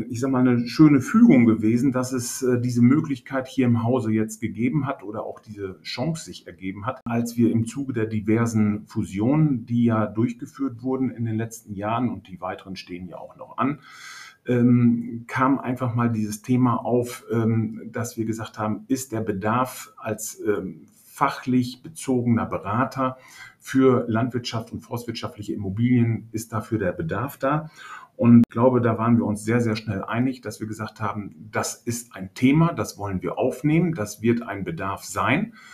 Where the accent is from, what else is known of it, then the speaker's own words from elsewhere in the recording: Hörstel, North Rhine-Westphalia, Germany; born there; now in Rheine, Germany; Ich bin äh, 53 Jahre alt, komme gebürtig aus Hörstel, wohne jetzt hier in Rheine, im wunderschönen Rheine